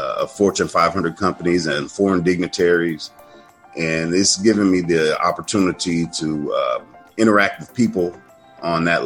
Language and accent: English; Chicago, Illinois, United States; I grew up in Chicago